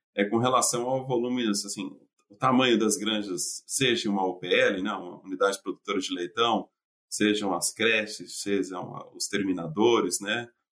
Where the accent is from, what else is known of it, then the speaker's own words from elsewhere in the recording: São Paulo, Brazil; moved away as an adult; also born or lived in Minas Gerais; now in United States; eu saí de São Paulo